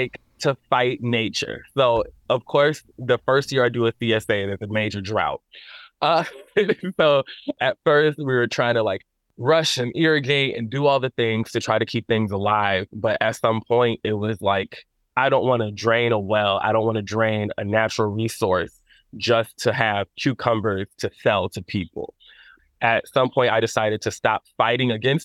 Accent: Madison, Wisconsin, United States; My family owns farms in Mississippi, have land down there. But I never grew up on it. I grew up here in Madison.

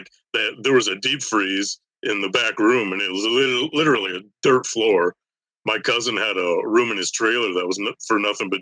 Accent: Frederick, Michigan, United States; I'm from Northern Michigan

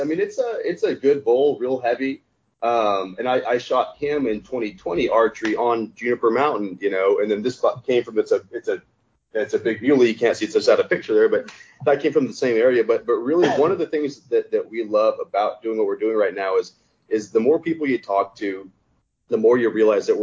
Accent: the West, United States; I'm from the West, born and raised.

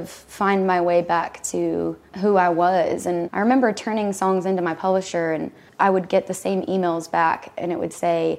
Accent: Texas, United States; moved away as an adult; I had never lived anywhere else besides Texas

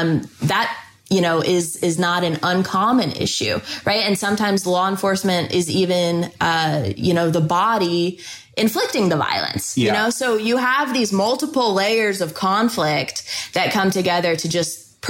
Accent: Houston, Texas, United States; born there; I was born in Houston, Texas.

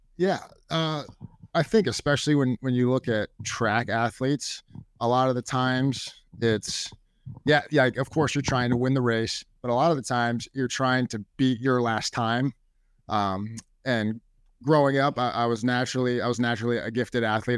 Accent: Bellevue, Nebraska, United States; I've loved growing up in Bellevue

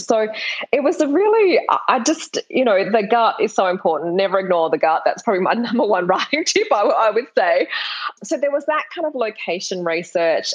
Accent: Perth, Western Australia, Australia; I'm from Perth in Australia. It's a really small capital city. And when I graduated from high school, there were no universities offering creative writing degrees.

